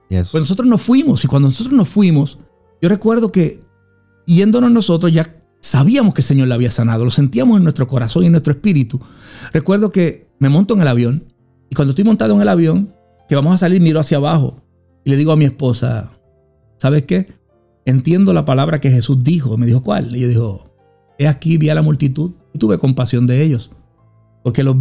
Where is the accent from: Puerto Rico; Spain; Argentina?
Puerto Rico; now in Allentown, United States; Soy puertorriqueño, amo a Puerto Rico, pero yo soy de Allentown.